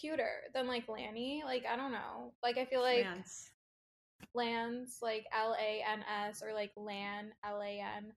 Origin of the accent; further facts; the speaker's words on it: Toronto, Ontario, Canada; I'm from Toronto, Canada